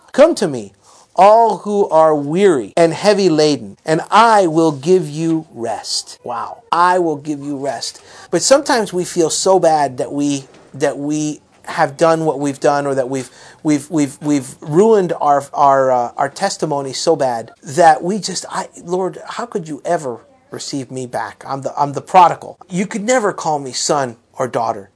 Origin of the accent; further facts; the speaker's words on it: South Florida, United States; growing up in South Florida